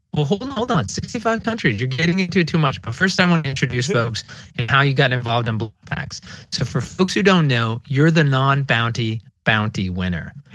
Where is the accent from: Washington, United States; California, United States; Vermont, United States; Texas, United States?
Vermont, United States; Burlington; Growing up in Burlington, Vermont